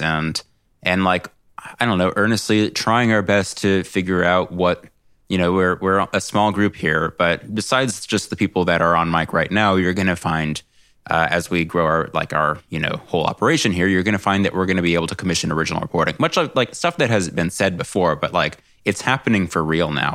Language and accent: English; California, United States; I'm a Californian.